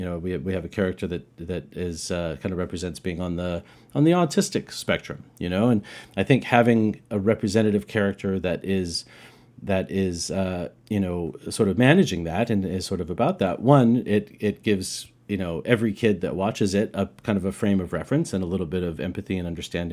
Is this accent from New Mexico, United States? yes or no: yes; Roswell, New Mexico, United States; I'm from Roswell, New Mexico